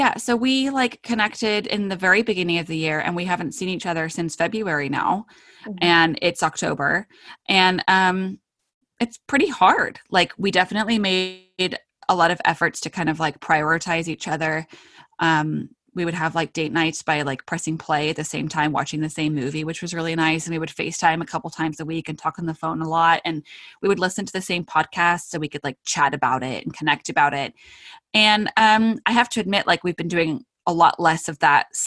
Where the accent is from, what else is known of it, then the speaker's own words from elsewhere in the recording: United Kingdom; I am British